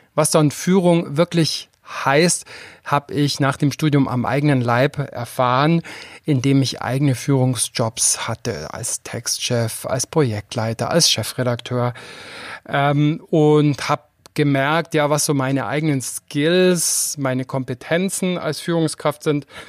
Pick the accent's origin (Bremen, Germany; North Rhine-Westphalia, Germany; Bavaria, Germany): Bavaria, Germany; Füssen; Ich komme aus Füssen, ich komme aus einer Arztfamilie. Und wenn man in so einer Kleinstadt aufwächst